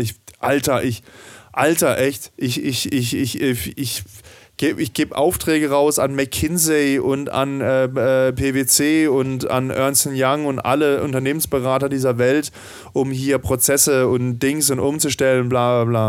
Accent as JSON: {"language": "German", "region": "Southern Germany", "country": "Germany", "tie": "born or raised there", "said": "ich bin ja auch im Süden dieser Republik aufgewachsen"}